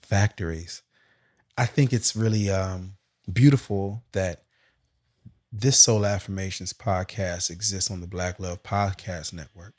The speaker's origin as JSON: {"language": "English", "town": "Sacramento", "region": "California", "country": "United States", "tie": "born or raised there", "moved": "as an adult", "said": "going to Hampton, but coming from South Sac, I was kinda always reminded I'm from South Sac"}